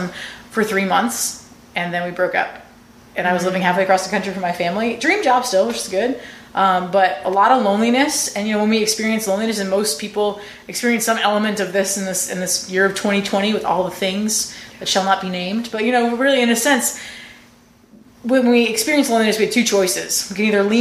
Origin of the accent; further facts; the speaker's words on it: Rhode Island, United States; moved away as an adult; I'm from Rhode Island.